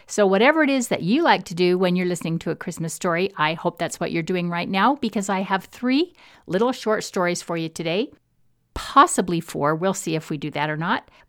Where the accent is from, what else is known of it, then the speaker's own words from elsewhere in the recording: Midwest, United States; As a Midwesterner in a distinctly New England university, I was often teased about my accent and my lack of knowledge of all things Bostonian.